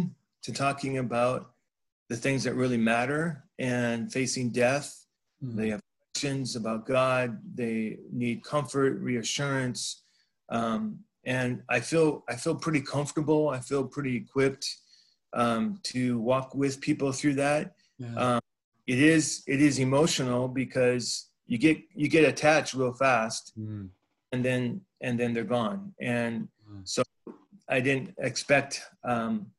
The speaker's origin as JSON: {"language": "English", "region": "California", "country": "United States", "tie": "born or raised there", "said": "I grew up in California"}